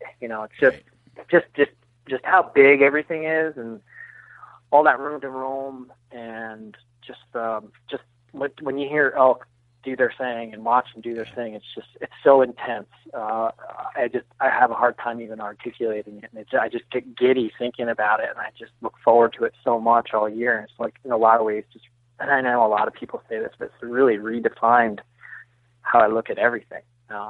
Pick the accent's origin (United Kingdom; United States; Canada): United States; New Jersey; I grew up in New Jersey.